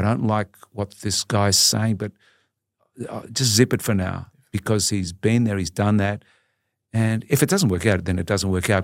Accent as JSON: {"language": "English", "town": "Melbourne", "region": "Victoria", "country": "Australia", "tie": "born or raised there", "said": "I grew up in a, in a sort of a, a typical Italian migrant family in, um, in Collingwood in Melbourne"}